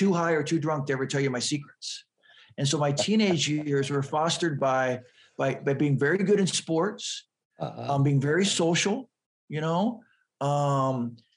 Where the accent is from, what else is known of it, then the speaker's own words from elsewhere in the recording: San Diego, California, United States; I grew up in San Diego, which is right next to Tijuana